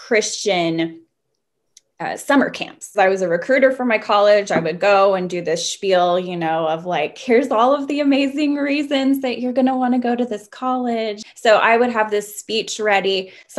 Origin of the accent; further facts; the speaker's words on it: the Bible Belt, United States; moved away as an adult; now in Vienna, Austria; I'm from the States and grew up in the Bible Belt.